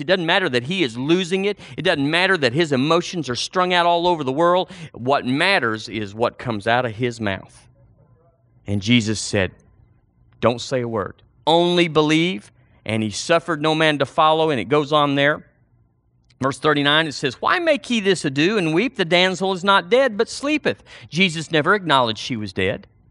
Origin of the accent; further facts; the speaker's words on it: Seagraves, Texas, United States; moved away; We went to a church recently in my hometown